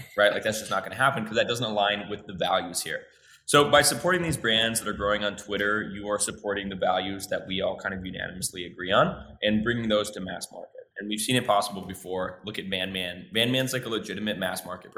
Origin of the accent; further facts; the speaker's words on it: Minnesota, United States; moved away as an adult; also born or lived in Mexico City, Mexico; now in Mexico; I grew up in Minnesota, or in the North. I probably should say where I grew up in the Midwest in Minnesota